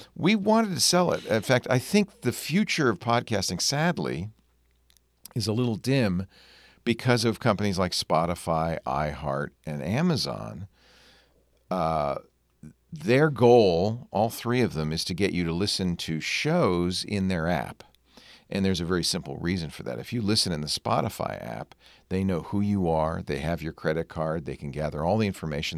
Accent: Providence, Rhode Island, United States; also born or lived in Manhattan, New York; I grew up in Rhode Island

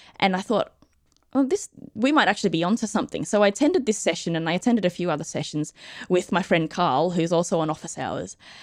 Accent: Australia; I'm Australian

